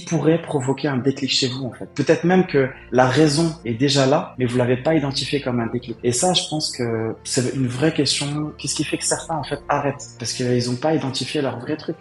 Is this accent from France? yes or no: no; Morocco; also born or lived in Casablanca; je suis né, j'ai grandi au Maroc.